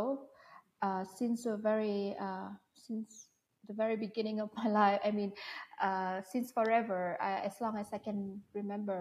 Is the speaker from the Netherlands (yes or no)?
no; Hanoi, Vietnam; also born or lived in Singapore; Yes, I live in Hanoi and I'm from Hanoi. I was born in Hanoi and I have lived my whole life in Hanoi until the age of 18.